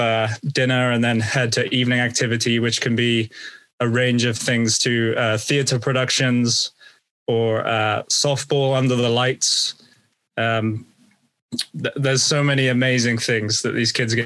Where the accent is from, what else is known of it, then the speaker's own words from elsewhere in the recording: United Kingdom; as a Brit